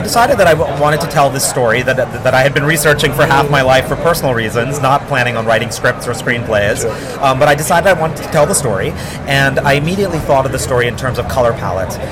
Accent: New York City, New York, United States; growing up in New York City, a first generation uh, young man of Indian, first generation American of Indian origin, parents from Guyana, South America

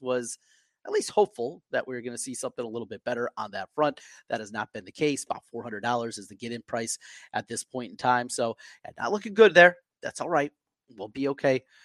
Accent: Osage, Iowa, United States; I grew up in North Iowa, I grew up in Osage

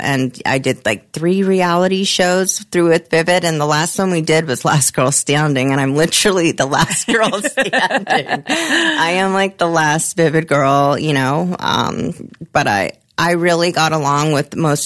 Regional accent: Germany; moved away; I'm from Germany.

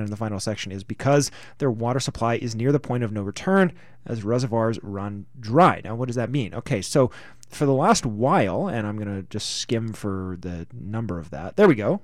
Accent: Canada; We're Canadians

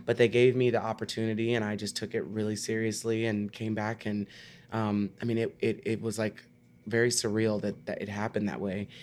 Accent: Texas, United States; I was from Texas

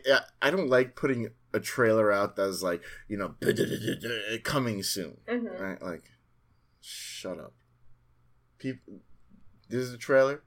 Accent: Queens, New York, United States; Jamaica, Queens.

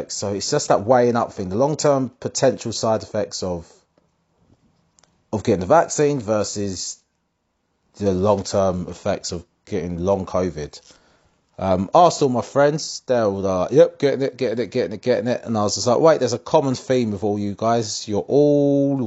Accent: Essex, East of England, United Kingdom; Growing up in Essex

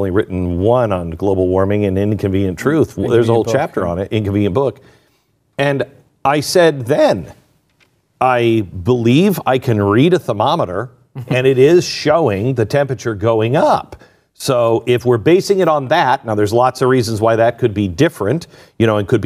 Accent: Pacific Northwest, United States; I grew up in the Pacific Northwest

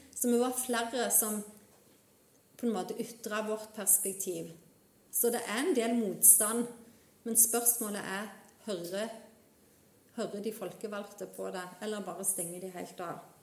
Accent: Vigrestad, Rogaland, Norway; moved away as an adult; now in Namsos, Norway; jeg er opprinnelig fra Jæren, fra Vigrestad

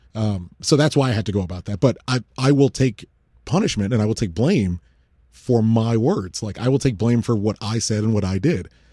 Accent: United States; as an American citizen

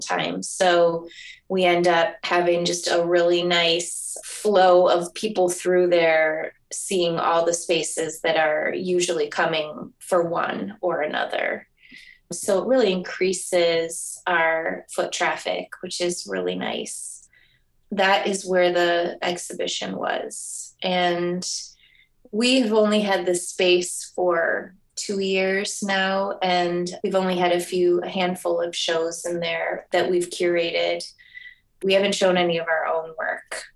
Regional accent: Michigan, United States; also born or lived in New York / Connecticut; now in Oregon, United States; I have been in Oregon about eight years now and came here via New York, and I'm originally from Michigan

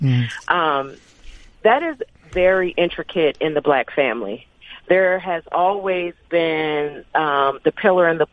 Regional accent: Trenton, New Jersey, United States; Troy and I, we're both from Trenton, New Jersey.

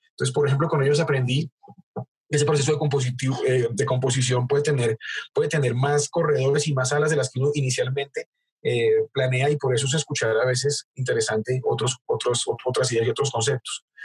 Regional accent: Bogotá, Colombia; somos bogotanos los dos

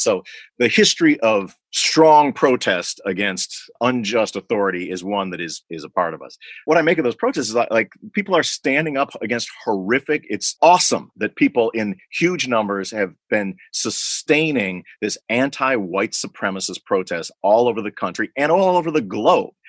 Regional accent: Libertyville, Illinois, United States; my hometown of libertyville illinois

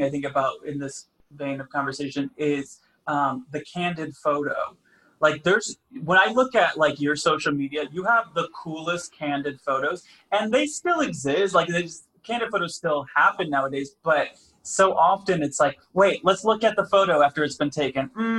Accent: Grand Rapids, Michigan, United States; now in Los Angeles, United States; No, I grew up in Michigan.

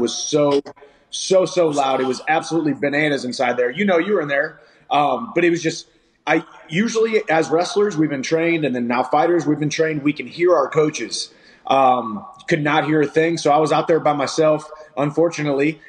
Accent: Missouri, United States; my hometown Missouri girls

